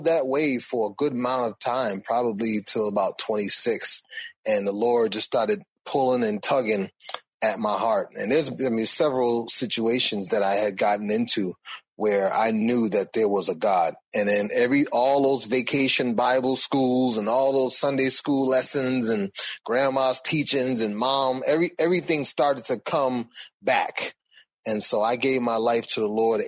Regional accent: Boston, Massachusetts, United States; I grew up in Boston.

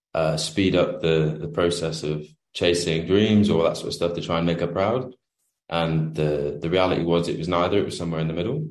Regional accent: United Kingdom; I'm from the UK, the other side of the pond.

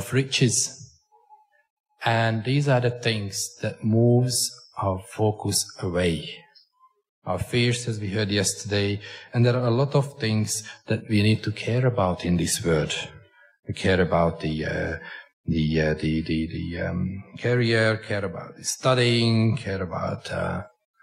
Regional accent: Hungary; accent: Hunglish; English is a second language; I come from Hungary, which is getting a richer country

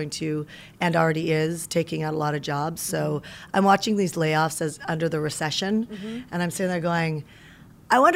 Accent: Canada; moved away as an adult; also born or lived in Las Vegas, Nevada, United States; now in United States; I moved to America from Canada

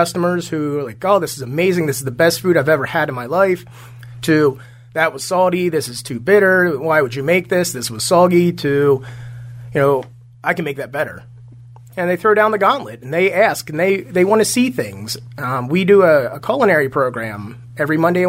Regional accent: Lancaster County, Pennsylvania, United States; also born or lived in Providence, Rhode Island; I am originally from Lancaster County

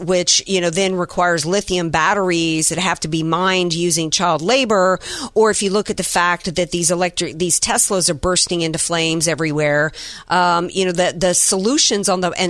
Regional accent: Deep South, United States; I grew up in the Deep South, hurricanes, tornadoes and different things.

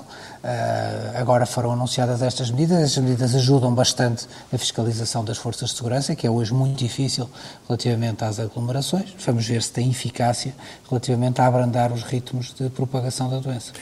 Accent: Portugal; enquanto português e enquanto Presidente de Câmara

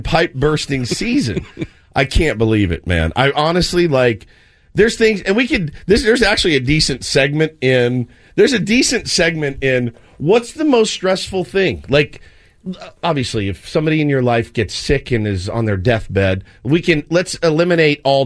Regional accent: Texas, United States; now in California, United States; I'm from Texas

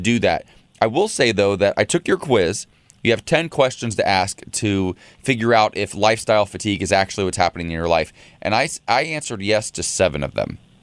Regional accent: Ohio, United States; moved away; being a kid growing up in Ohio

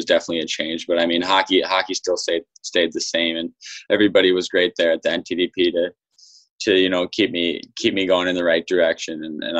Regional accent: Minnesota, United States; growing up in Minnesota, I mean, it is a hockey state.

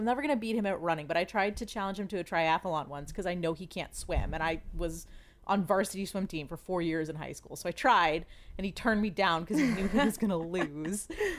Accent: Washington, District of Columbia, United States

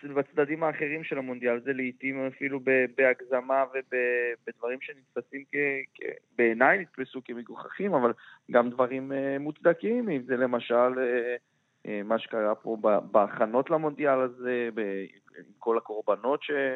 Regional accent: Israel; מבחינתנו כישראלים

